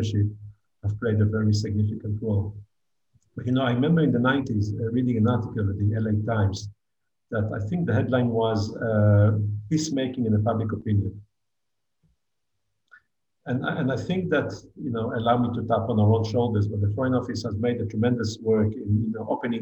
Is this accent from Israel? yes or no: yes; Israel; moved away as an adult; now in Abu Dhabi, United Arab Emirates; as Israelis